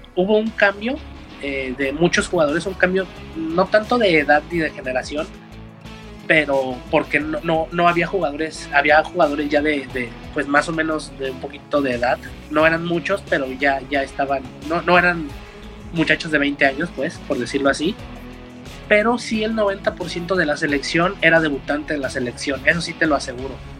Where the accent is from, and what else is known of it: Mexico